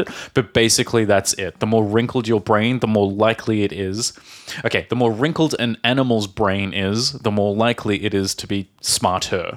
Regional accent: Australia; born or raised there; moved away

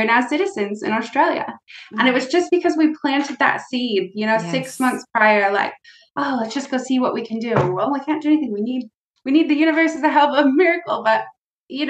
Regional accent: United States; I'm from the United States

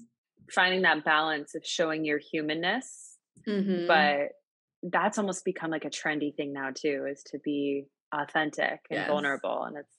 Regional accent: Albuquerque, New Mexico, United States; now in New York City, United States; Albuquerque, New Mexico.

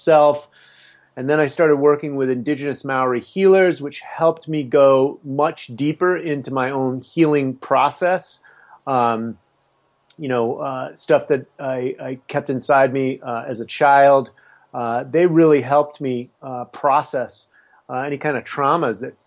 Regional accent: San Francisco, California, United States; I grew up in the Haight-Ashbury in the 60s

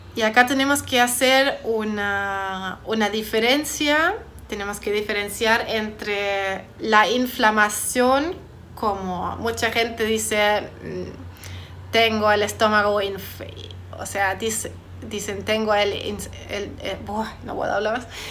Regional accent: Germany; moved away; soy de Alemania

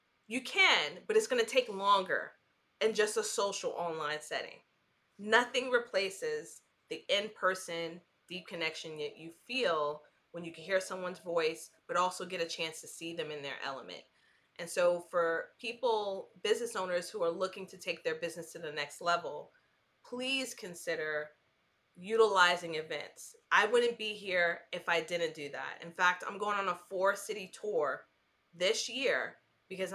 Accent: New York City, New York, United States; now in North Carolina, United States; New York City, which is my hometown

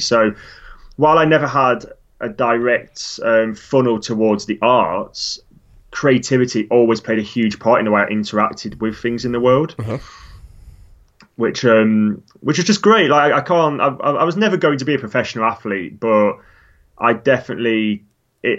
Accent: Lake District, North West England, United Kingdom; now in London, United Kingdom; Growing up in the Lake District

